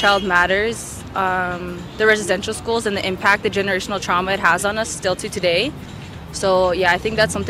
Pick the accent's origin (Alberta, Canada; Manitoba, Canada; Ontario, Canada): Alberta, Canada; Bigstone Cree Nation; I'm from Big Stone Cree Nation. It's like a reserve up north.